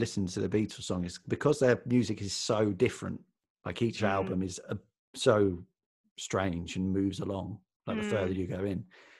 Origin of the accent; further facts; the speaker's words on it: London, United Kingdom; I was reading The Guardian because I'm from London. I'm from South London.